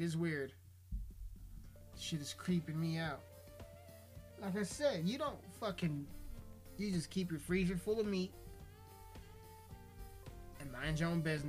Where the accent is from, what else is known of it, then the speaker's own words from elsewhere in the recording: Colorado, United States; my hometown made national news, which is fucking hilarious because we got a population of only like maybe 17 to 20,000 fucking people